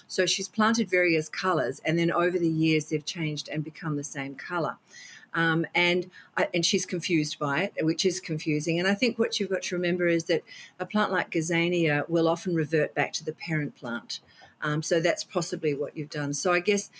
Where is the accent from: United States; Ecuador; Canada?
Canada; now in Australia; I grew up in Canada and or spent some time there